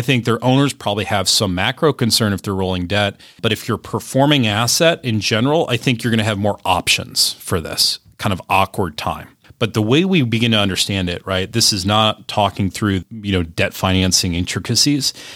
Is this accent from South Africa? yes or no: no; Cleveland, Ohio, United States; My hometown of Cleveland